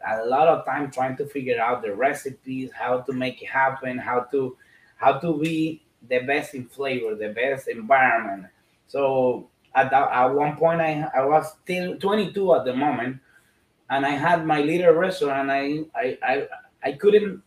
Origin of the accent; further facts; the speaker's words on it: Dominican Republic; I was born in Dominican Republic and the Caribbean.